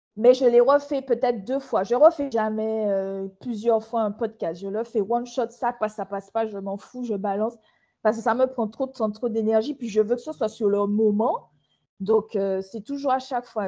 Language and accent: French; Martinique; moved away; je suis une Martiniquaise qui vient de s'installer il y a à peu près trois mois sur son île